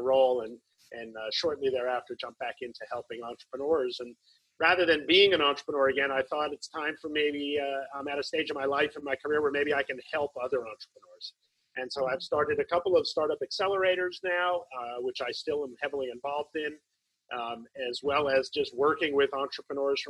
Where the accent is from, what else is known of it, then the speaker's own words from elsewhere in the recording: New Jersey, United States; moved away as an adult; also born or lived in New York; now in Berkeley, United States; I grew up in New York, New Jersey area, mostly grew up in Jersey, born in New York, mostly grew up in Jersey